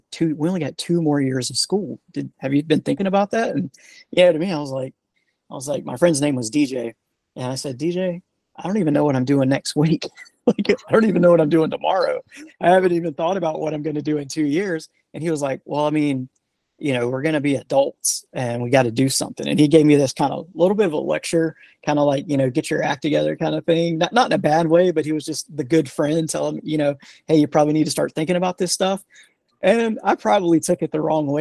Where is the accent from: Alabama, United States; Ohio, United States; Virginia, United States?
Alabama, United States; Sims; moved away as an adult; also born or lived in South Korea; now in Huntsville, United States; born and raised in a small town in the south part of Alabama down near the Gulf Coast in Mobile County. The city is called Sims.